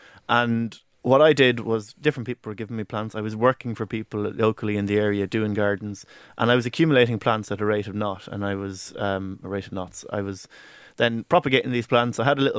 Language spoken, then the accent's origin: English; Leinster, Ireland; the garden that I garden predominantly is the one that I grew up in Carlow, in my parents' house. And it's a country house, a country garden